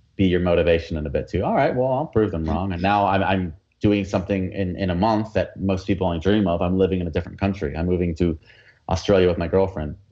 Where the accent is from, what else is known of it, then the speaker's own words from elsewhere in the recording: United States; accent: American; I have an American accent when I speak Spanish